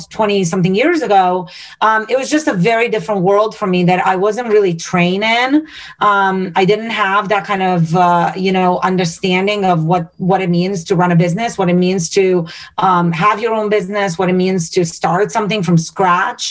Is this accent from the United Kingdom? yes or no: no; Romania; now in United States; I'm born and raised in Romania